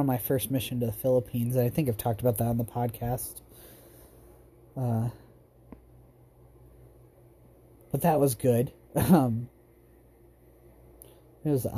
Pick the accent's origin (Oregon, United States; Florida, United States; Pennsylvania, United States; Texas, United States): Oregon, United States; Roseburg; also born or lived in Ontario, Oregon / Vale, Oregon / Buhl, Idaho; At Roseburg, I went from kindergarten until 8th grade, in middle 8th grade year